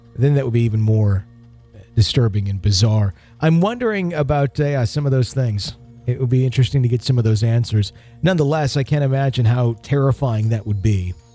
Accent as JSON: {"language": "English", "region": "Wisconsin", "country": "United States", "tie": "born or raised there", "said": "my home state of Wisconsin"}